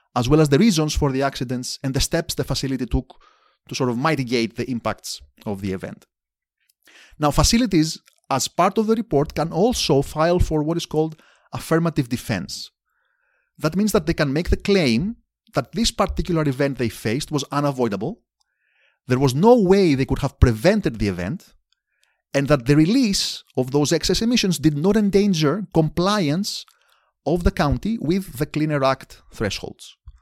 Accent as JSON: {"language": "English", "town": "Athens", "region": "Attica", "country": "Greece", "tie": "born or raised there", "also_born_or_lived": "Amherst, Massachusetts", "moved": "as an adult", "lives_now": "Indiana, United States", "said": "I grew up in Athens, Greece, in the nineteen eighties."}